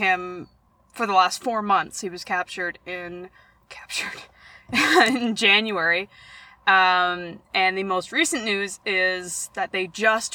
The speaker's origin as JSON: {"language": "English", "town": "Oshawa", "region": "Ontario", "country": "Canada", "tie": "born or raised there", "said": "my hometown, Oshawa"}